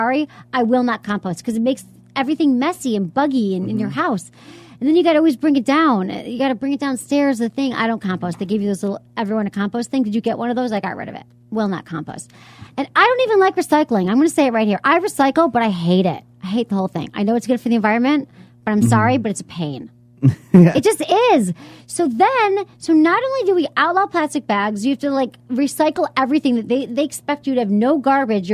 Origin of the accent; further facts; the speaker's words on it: Michigan, United States; also born or lived in San Francisco Bay Area; now in San Francisco, United States; I'm from Michigan